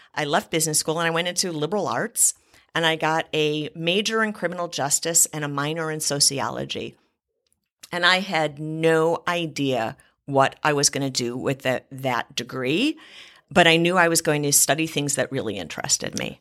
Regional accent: Cleveland, Ohio, United States; I grew up in Cleveland, Ohio

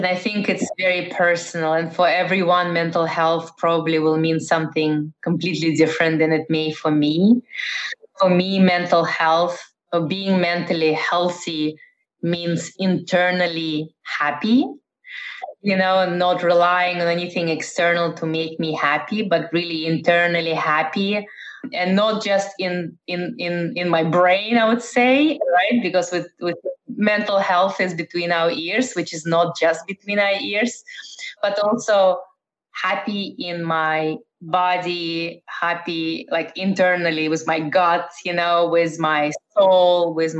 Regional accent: Netherlands; also born or lived in Russia; now in United States; But I was born in Russia, former Soviet Union. I grew up in the Netherlands and I've lived in Eastern Europe, in Middle East.

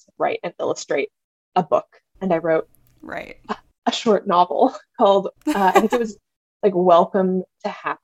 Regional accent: Bend, Oregon, United States; moved away as an adult; also born or lived in California; now in Australia; I grew up in Oregon and California, and I moved to Australia during the pandemic

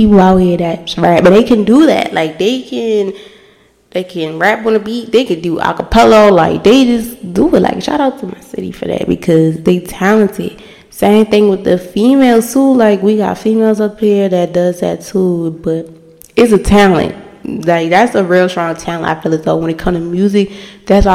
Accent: Baltimore, Maryland, United States; I'm from the city, of course. I'm from Baltimore

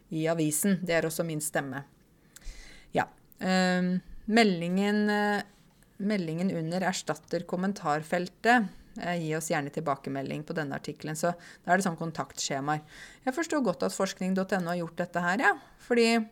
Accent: Åmot, Buskerud, Norway; Jeg vokste jo opp i Åmot, ikke sant? Det vet dere. Uh, Åmot i Modum. I tidligere Buskerud, nå Viken

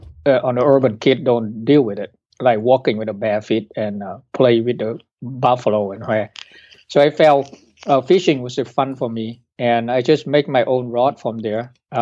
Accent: Hanoi, Vietnam; born there; I was born in Hanoi, and there was air raid from the U.S. bombing in North Vietnam at the time. So I moved to the countryside to live with my grandmom

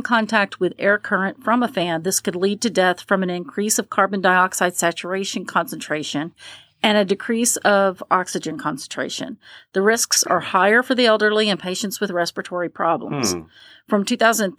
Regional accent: Appalachia, United States; I'm from the Appalachian area

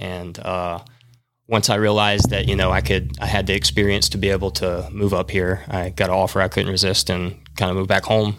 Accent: Madison, Alabama, United States; I grew up in Madison

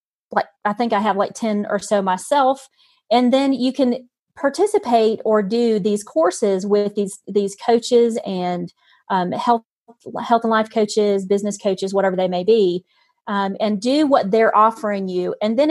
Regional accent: North Carolina, United States; born there; now in Utah, United States; I'm actually in Utah. I know my accent. I was born in North Carolina, but I'm actually living in Utah right now.

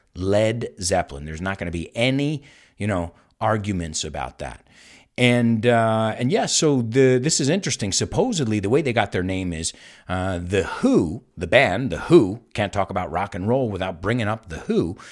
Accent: United States; now in Spain; I'm from the United States.

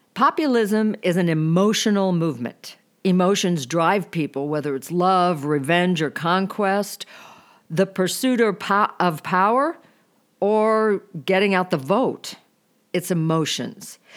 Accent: Boone County, Missouri, United States; I was born in Boone County, Missouri.

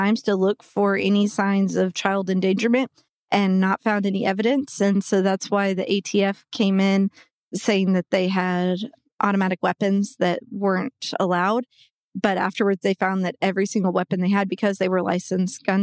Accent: Waco, Texas, United States; also born or lived in Austin, Texas; now in Dallas, United States; I then grew up outside of Waco

